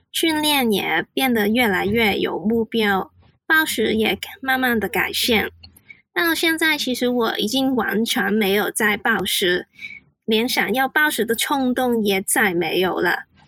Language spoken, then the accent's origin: Chinese; Hong Kong; Chinese is a second language; 我是来自香港的， 所以我的国语没有很好，讲话就会比较慢一点